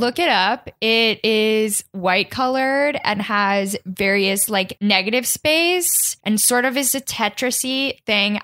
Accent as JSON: {"language": "English", "town": "Kansas City", "region": "Missouri", "country": "United States", "tie": "born or raised there", "moved": "yes", "said": "my home neighborhood is also a planned community, and I didn't know this. The Country Club area of Kansas City"}